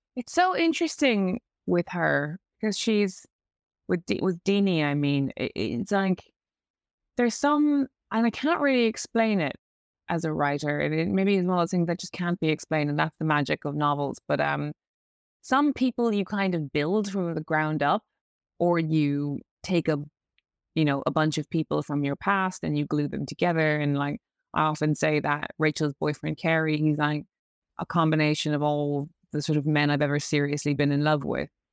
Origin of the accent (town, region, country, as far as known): Ireland; accent: Irish; moved away as an adult; now in London, United Kingdom